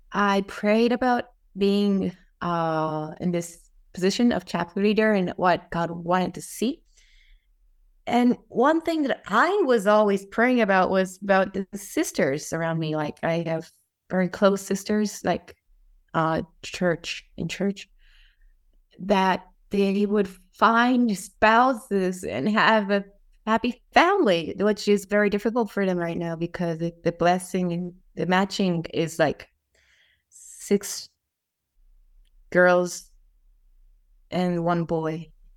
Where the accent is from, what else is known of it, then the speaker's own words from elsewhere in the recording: Saitama, Japan; English is a second language; also born or lived in Utah, United States; I was born in Utah, but came to Japan when I was six months old. So I was basically raised in Japan, Saitama, and ever since i lived in Japan.